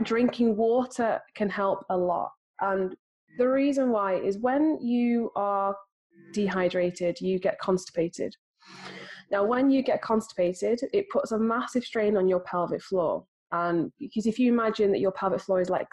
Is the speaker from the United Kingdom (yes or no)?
yes; United Kingdom; I'm British